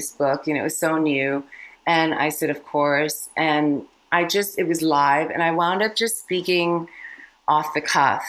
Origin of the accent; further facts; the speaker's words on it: United States; also born or lived in India / California; I came to America when I was 4 from India. And I've grown up in immigrant communities, both on the East Coast and the West Coast